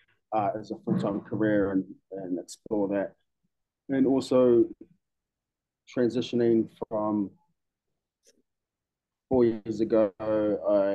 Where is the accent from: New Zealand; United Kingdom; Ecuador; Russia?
New Zealand; Masterton, Wellington; moved away as an adult; now in Melbourne, Australia; I am originally from Aotearoa, a small city about an hour and a half north of Wellington, which is famously known for sheep shearing competition